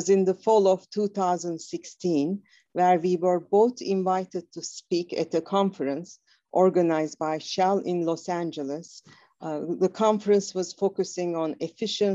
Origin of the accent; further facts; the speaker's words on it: Istanbul, Turkey; moved away as an adult; now in United States; I'm originally from Istanbul, Turkey. So, growing up in Istanbul